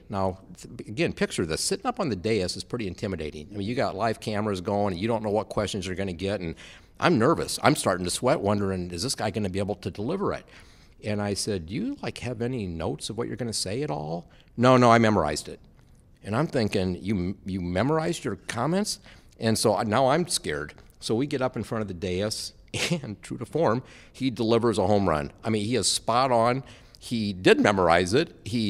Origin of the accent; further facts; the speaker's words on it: Iowa, United States; that would I come work with him and return to my home state at Iowa State